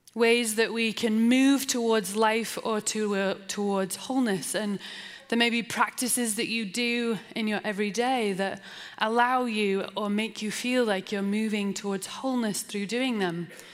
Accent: England, United Kingdom; also born or lived in Portland, Oregon; now in Salt Lake City, United States; I'm English

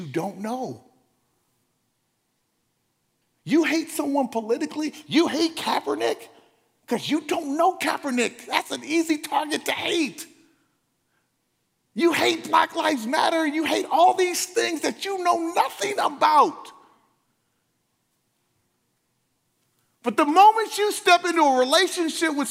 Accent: Los Angeles, California, United States; I was from South Central

